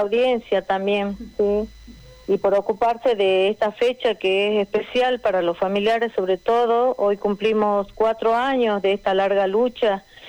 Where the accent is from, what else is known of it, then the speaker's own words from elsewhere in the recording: Argentina; nosotros como argentinos